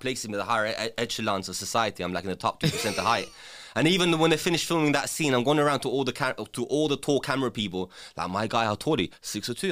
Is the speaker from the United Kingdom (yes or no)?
yes; England, United Kingdom; English is a second language; also born or lived in former Yugoslavia; growing up in England without speaking the language and having to learn the language